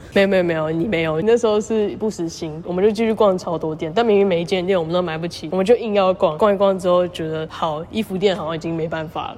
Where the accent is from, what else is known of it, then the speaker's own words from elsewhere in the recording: Taiwan; 我们都是台湾人嘛，我就讲中文啊